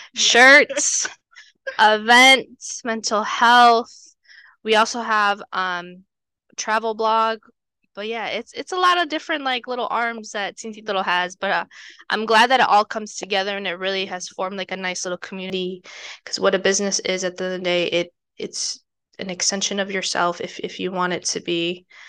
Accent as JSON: {"language": "English", "country": "United States", "tie": "born or raised there", "said": "the privilege aspect that I have growing up in the United States"}